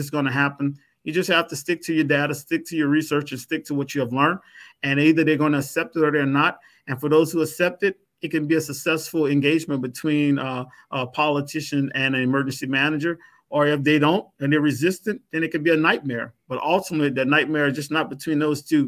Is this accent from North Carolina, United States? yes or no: no; Louisiana, United States; I'm from Louisiana